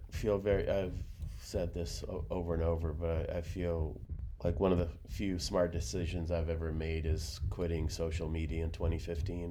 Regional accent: Russia; moved away; I'm from Russia

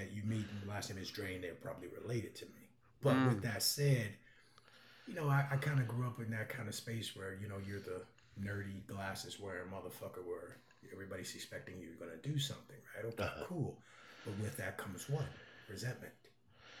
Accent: Chicago, Illinois, United States; growing up in Chicago and the Chicago suburbs

